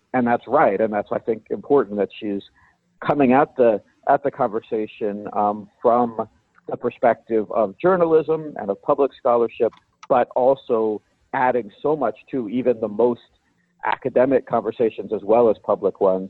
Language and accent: English; Virginia, United States; I grew up in the South